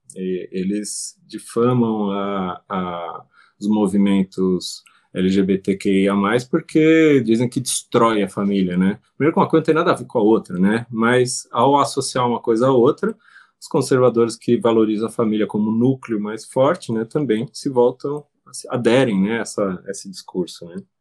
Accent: Brazil; a nossa realidade como brasileiros

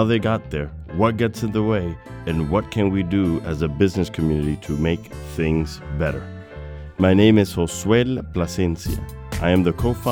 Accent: New York City, New York, United States; I'm the son of Dominican immigrants growing up in New York City

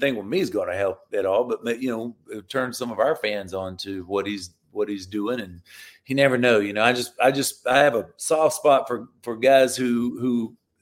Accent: Florida, United States; moved away as an adult; I live down in Florida now. I'm back in my home state.

